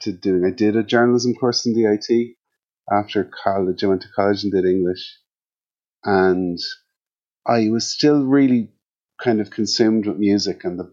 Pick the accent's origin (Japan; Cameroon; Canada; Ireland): Ireland; Kildare, Leinster; also born or lived in Cork; we moved to Kildare when I was around 6 or 7 because my dad was in the army